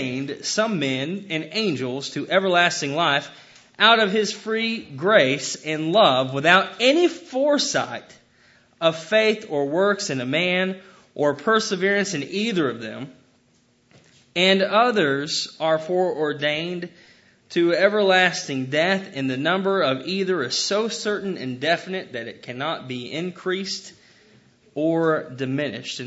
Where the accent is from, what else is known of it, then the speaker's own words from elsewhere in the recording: United States; I love being an American.